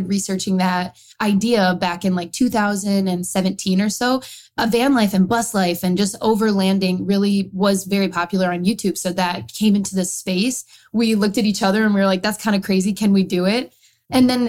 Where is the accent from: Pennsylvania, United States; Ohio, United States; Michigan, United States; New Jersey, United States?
Michigan, United States; now in Wisconsin, United States; I'm born and raised in Michigan, but lucky enough to move to Wisconsin where I met Alex